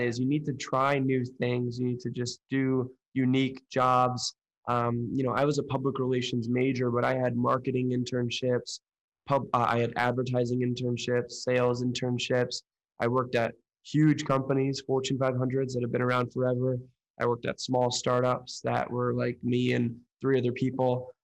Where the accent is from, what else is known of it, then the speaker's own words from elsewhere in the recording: Oakland, California, United States; moved away as an adult; now in Chicago, United States; I'm located in Chicago right now, uh, born and raised in Oakland, California